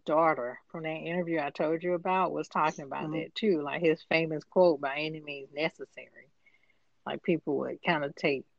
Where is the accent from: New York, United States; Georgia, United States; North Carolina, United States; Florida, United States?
Georgia, United States; Atlanta; growing up in Atlanta